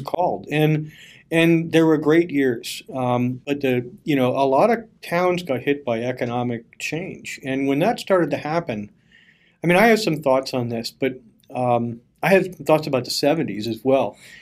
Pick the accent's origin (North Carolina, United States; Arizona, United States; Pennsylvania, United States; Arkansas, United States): Pennsylvania, United States; Bethlehem; I'm from Bethlehem, which is over on the east eastern part of the state